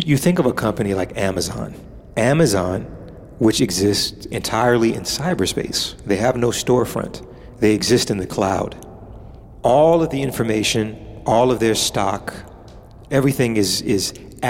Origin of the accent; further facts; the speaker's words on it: United States; now in Paris, France; I'm American